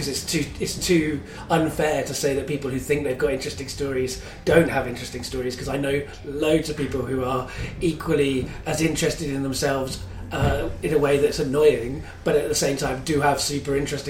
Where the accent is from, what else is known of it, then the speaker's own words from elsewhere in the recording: London, United Kingdom; accent: London; had a much more London accent than I have now.